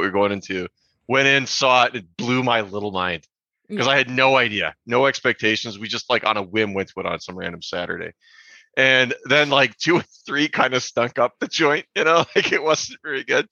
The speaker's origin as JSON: {"language": "English", "region": "Minnesota", "country": "United States", "tie": "born or raised there", "moved": "yes", "lives_now": "Longmont, United States", "said": "growing up in Minnesota"}